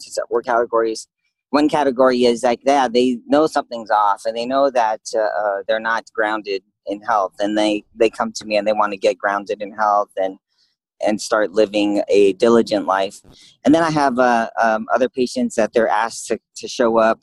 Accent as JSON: {"language": "English", "region": "California", "country": "United States", "tie": "born or raised there", "moved": "as an adult", "lives_now": "Phoenix, United States", "said": "I grew up in California"}